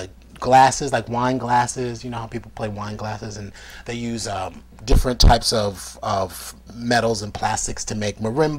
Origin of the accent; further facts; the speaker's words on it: New York City, New York, United States; I'm a kid from the South Bronx.